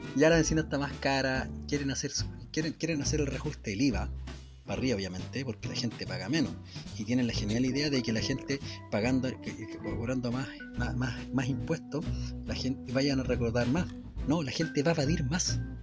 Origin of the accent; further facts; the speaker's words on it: Chile; la gente acá en nuestro país, en Chilito